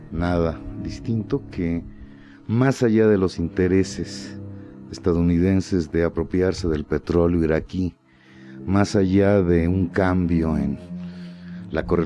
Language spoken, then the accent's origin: Spanish; Mexico; como mexicano la vergüenza por el cambio de postura que está adoptando el gobierno de México